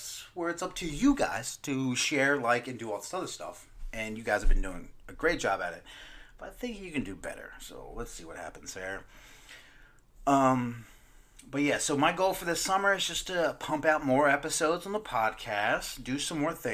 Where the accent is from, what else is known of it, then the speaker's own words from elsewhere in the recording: Maryland, United States; Growing up, my boys, cookouts, crabs, growing up in Maryland